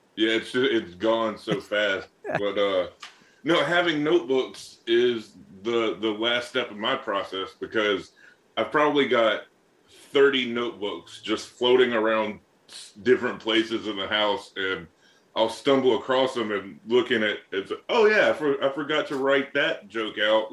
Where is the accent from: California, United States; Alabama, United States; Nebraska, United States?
Alabama, United States; North; now in Boston, United States; I come from a nice uh, small town in North Alabama